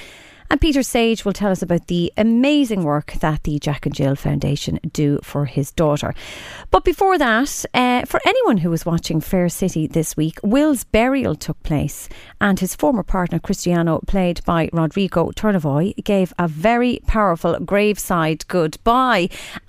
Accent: Drogheda, Leinster, Ireland; I'm from Drogheda

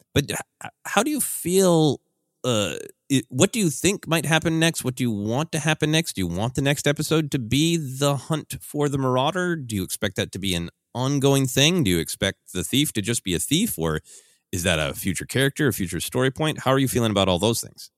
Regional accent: Minnesota, United States; growing up in Minnesota where there are a lot of elements

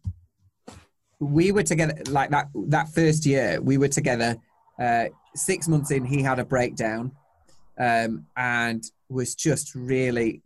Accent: Yorkshire and the Humber, United Kingdom; I'm from Yorkshire.

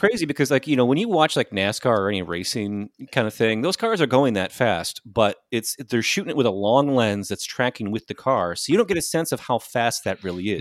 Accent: Michigan, United States; Michigan gangsta like me.

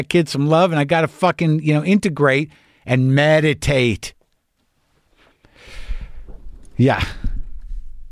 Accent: New Mexico, United States; also born or lived in New York; now in Southern California, United States; I'm from New Mexico

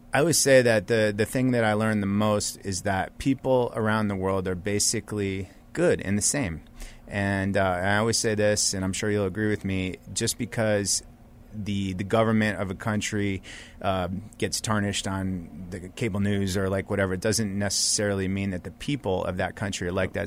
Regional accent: United States; they would find out I'm American

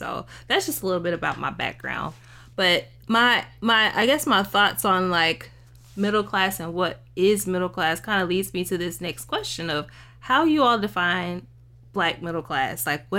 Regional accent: Dallas, Texas, United States; I am from Dallas, Texas, from Oak Cliff, Texas, actually, which a lot of people know as the lower income area of Dallas. So I grew up in a city, and I had both parents in the household until I was 9.

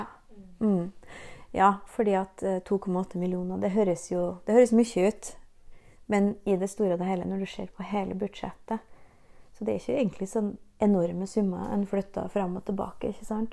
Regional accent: Nordmøre, Møre og Romsdal, Norway; accent: Nordmøre dialect

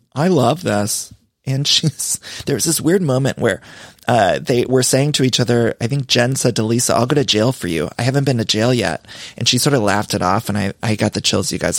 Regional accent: Canton, Ohio, United States; where I grew up in Canton, Ohio.

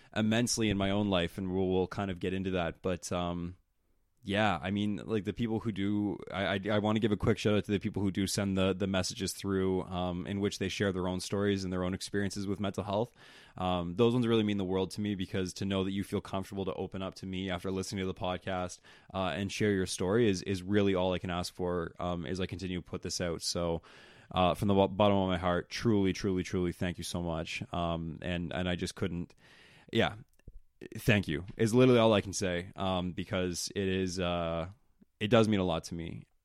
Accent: East Coast, United States; I'm from the East Coast

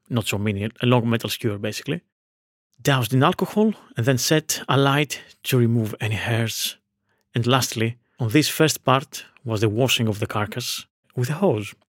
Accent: Veria, Central Macedonia, Greece; moved away; my hometown of Veria, in northern Greece

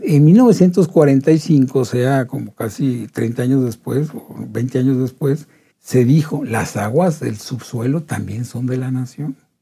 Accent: Delicias, Chihuahua, Mexico; moved away; Yo, soy, yo nací en Delicias, soy el único de mi familia que nació en Delicias. O sea que a mí me llovió toda la vida, porque era de Delicias.

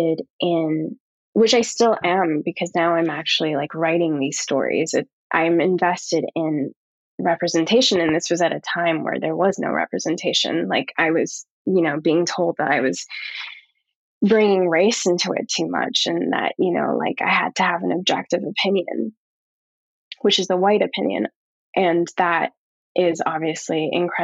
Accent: Australia; also born or lived in Canada; now in New York, United States; I'm an Australian

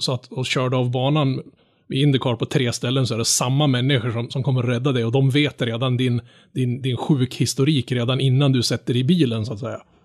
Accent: Norrland, Sweden; som norrlänning

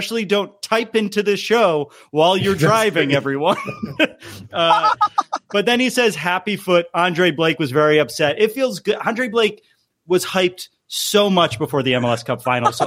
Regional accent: Stratford, Connecticut, United States; my hometown, Stratford

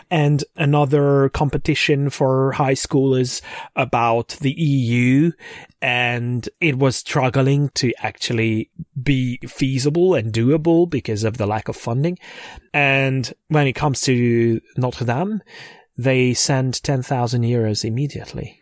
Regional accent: Székesfehérvár, Fejér, Hungary; my hometown

